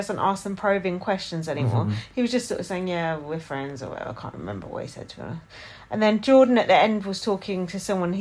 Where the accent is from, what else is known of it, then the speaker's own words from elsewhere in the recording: United Kingdom; I'm British.